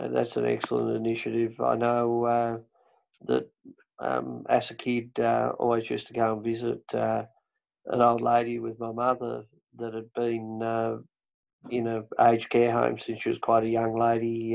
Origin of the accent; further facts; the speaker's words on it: Tasmania, Australia; accent: Tasmanian; I speak Tasmanian